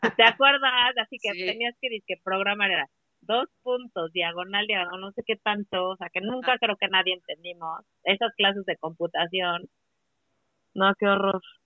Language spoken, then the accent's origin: Spanish; Puebla, Mexico; Yo soy de Puebla